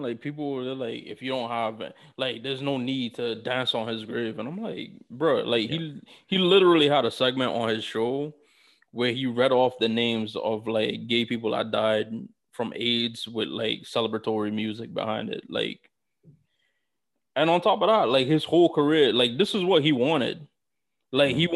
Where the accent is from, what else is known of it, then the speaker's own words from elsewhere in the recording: New York City, New York, United States; I'm from New York City